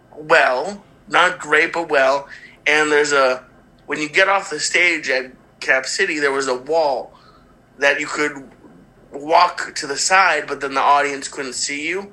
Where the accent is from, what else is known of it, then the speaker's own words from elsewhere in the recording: Boston, Massachusetts, United States; moved away; my hometown of Boston and the, the theater that I grew up going to as a kid